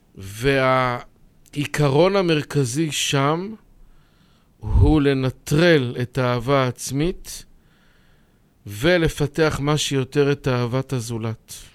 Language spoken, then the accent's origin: Hebrew; Bnei Brak, Tel Aviv District, Israel; נולדתי בבני ברק